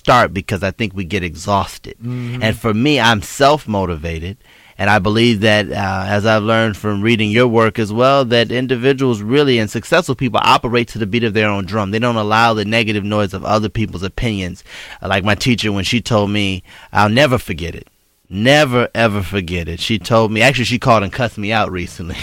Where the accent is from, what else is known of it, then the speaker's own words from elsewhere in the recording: Chicago, Illinois, United States; growing up in Chicago in the Robert Taylor Projects